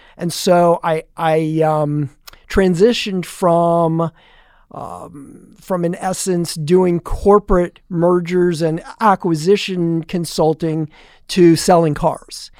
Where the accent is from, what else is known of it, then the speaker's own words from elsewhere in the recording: Allentown, Pennsylvania, United States; now in Tampa, United States; I actually grew up the oldest of three boys in, um, the north, e-, eastern part of Pennsylvania